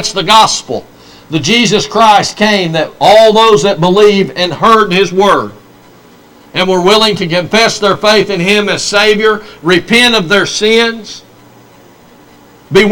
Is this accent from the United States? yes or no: yes; United States; as Americans